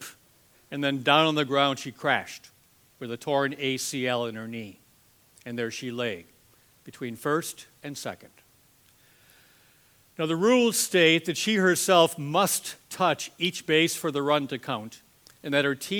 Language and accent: English; Green Bay, Wisconsin, United States; I'm from Green Bay, Wisconsin